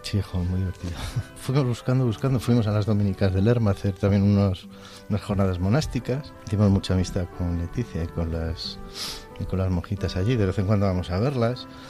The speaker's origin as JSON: {"language": "Spanish", "town": "Madrid", "region": "Community of Madrid", "country": "Spain", "moved": "yes", "lives_now": "Segovia, Spain"}